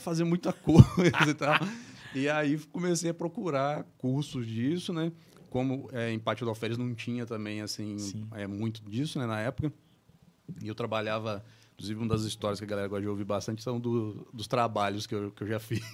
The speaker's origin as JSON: {"language": "Portuguese", "town": "Barra do Piraí", "region": "Rio de Janeiro", "country": "Brazil", "tie": "born or raised there", "also_born_or_lived": "Paraíba do Sul / Paty do Alferes", "moved": "as an adult", "lives_now": "São Paulo, Brazil", "said": "sou daqui de Barra do Piraí mesmo, né? Moro em São Paulo agora desde 2017."}